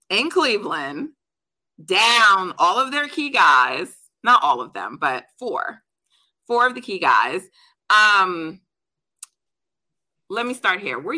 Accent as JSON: {"language": "English", "country": "Jamaica", "said": "I'm Jamaican, so we're we're track people in my family."}